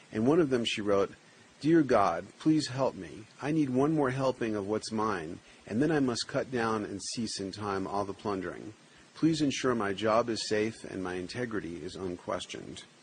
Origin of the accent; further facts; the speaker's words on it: New York City, New York, United States; On the block I grew up on in the Bronx.